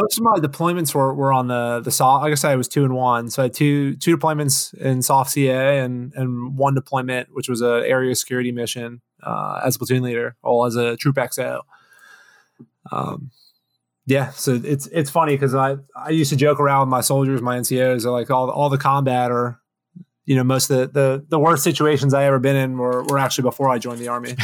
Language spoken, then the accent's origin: English; Florida, United States; moved away; also born or lived in Boston / Washington; I'm a Florida boy, actually. So spent, uh, first half of my life down there